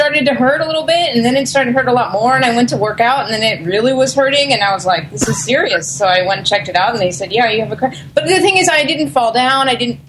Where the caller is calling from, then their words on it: Tokyo, Japan